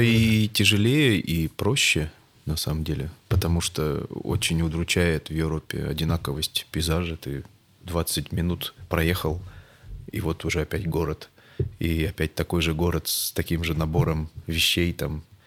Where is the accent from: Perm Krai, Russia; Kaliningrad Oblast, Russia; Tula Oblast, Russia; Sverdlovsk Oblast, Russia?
Perm Krai, Russia; Perm; в моем родном городе Пермь